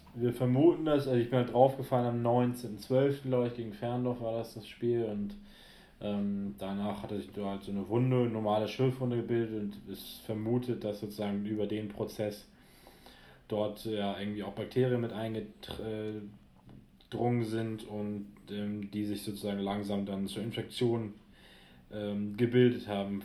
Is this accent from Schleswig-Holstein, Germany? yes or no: yes; near Altenholz, Schleswig-Holstein, Germany; lange in Altenholz gespielt, wo ich ja aufgrund der örtlichen Verbundenheit zu meiner Heimat den einen oder anderen auch kenne